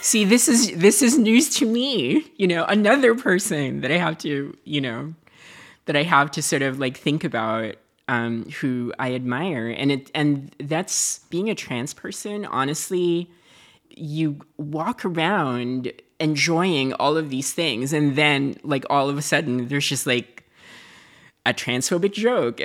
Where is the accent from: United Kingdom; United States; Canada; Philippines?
Philippines; moved away; I lived in a dictatorship. I lived in, you know, like, I grew up in the Marcus regime.